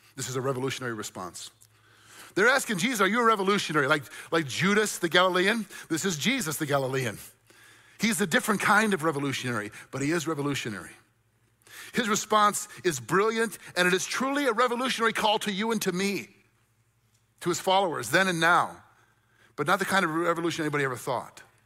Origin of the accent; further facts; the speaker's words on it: United States; I love being an American. I'm grateful that I'm an American